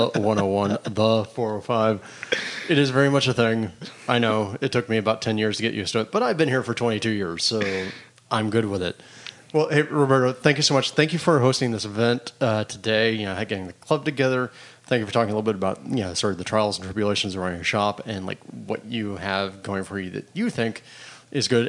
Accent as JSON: {"language": "English", "region": "Florida", "country": "United States", "tie": "born or raised there", "moved": "yes", "lives_now": "Los Angeles, United States", "said": "I grew up in Florida"}